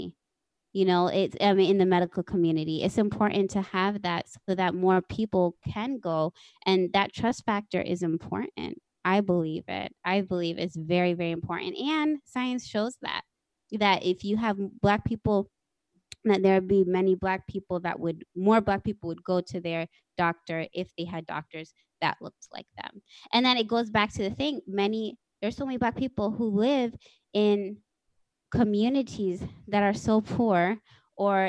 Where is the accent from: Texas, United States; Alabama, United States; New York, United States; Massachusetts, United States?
Texas, United States; I was born actually in Texas